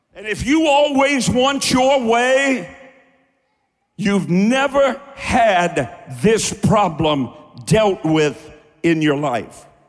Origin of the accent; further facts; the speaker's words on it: Kentucky, United States; also born or lived in Cleveland, Ohio; I'm from Kentucky